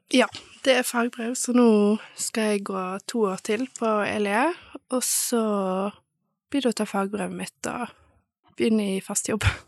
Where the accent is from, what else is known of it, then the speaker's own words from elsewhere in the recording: Bergen, Vestland, Norway; moved away as an adult; now in Stord, Norway; jeg er fra Bergen